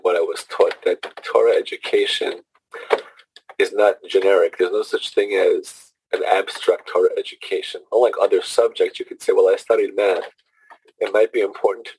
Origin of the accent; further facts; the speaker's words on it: New York City, New York, United States; moved away as an adult; also born or lived in San Diego / Fort Worth / Miami; now in Huntington, United States; I grew up in Brooklyn, New York, in the neighborhood of called Flatbush